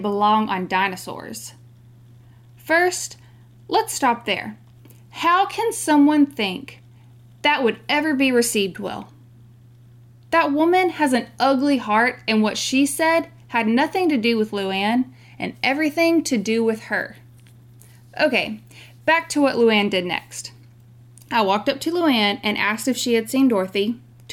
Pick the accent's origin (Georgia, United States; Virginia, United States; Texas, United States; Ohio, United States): Texas, United States; We're from Texas